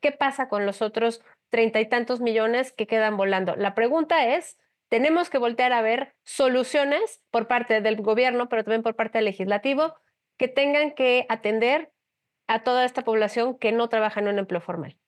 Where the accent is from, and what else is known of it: Mexico